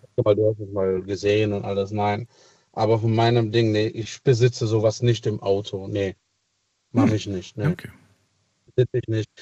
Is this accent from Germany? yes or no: no; Italy; moved away; ich bin gebürtiger Italiener